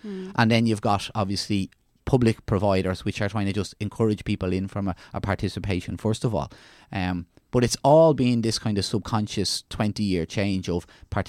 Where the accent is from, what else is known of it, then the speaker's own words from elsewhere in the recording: Ireland; It's as Irish people go abroad and see the standard of what's food, what's healthy food, what's leisure facilities, we're bringing that back and expecting it in Ireland, okay?